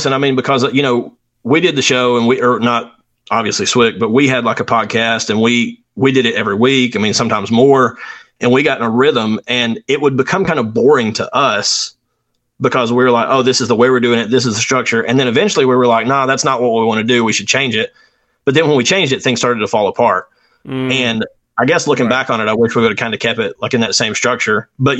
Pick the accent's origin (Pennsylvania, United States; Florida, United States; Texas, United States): Pennsylvania, United States; born there; I was born in Pennsylvania in 1979.